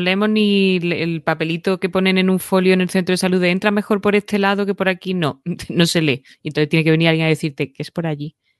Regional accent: Lucena, Andalusia, Spain; now in Madrid, Spain; en Lucena, en mi pueblo

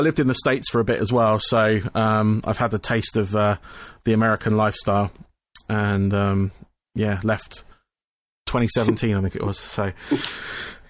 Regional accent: Camberley, South East England, United Kingdom; I'm south of London by about 30 miles. I'm in a town called Camberley

